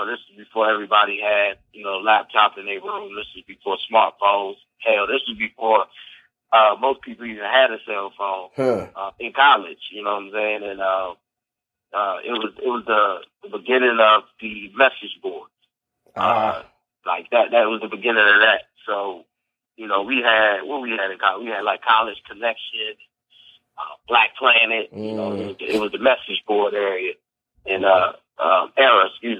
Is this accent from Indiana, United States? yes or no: no; Alexandria, Virginia, United States; moved away as an adult; also born or lived in Fairfax, Virginia / Reston, Virginia / North Carolina; I grew up mostly in Alexandria, and I went to high school in Reston